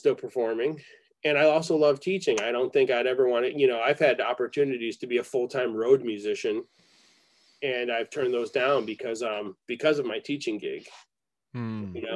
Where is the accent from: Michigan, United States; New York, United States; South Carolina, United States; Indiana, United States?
New York, United States; Rochester; moved away; also born or lived in Ithaca, New York; I grew up in Rochester, New York